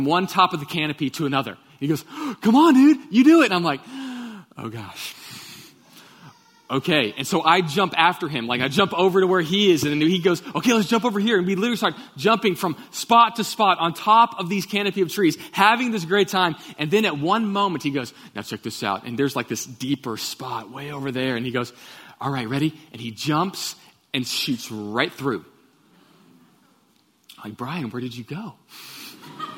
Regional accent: Katy, Texas, United States; I grew up in Katy, Texas, and I went to Pattison Elementary

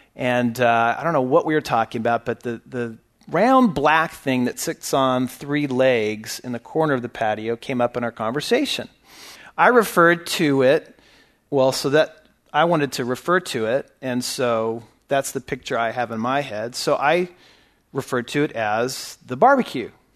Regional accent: California, United States; now in Texas, United States; I was born in California, raised in California.

